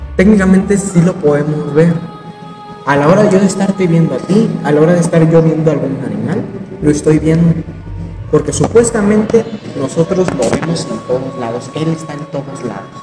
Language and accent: Spanish; Mexico; nos unió como mexicanos